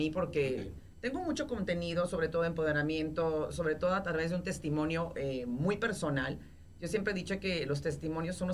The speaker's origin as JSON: {"language": "Spanish", "town": "Monterrey", "region": "Nuevo León", "country": "Mexico", "moved": "yes", "said": "de Monterrey y porque soy regia."}